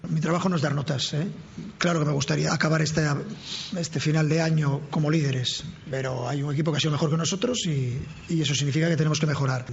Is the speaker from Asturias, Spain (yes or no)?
yes; Gijón, Asturias, Spain; moved away; mi tierra, Gijón